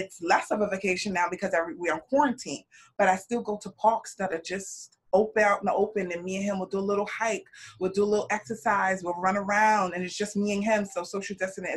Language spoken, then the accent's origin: English; New York, United States; also born or lived in California; I'm from New York. I'm a travel nurse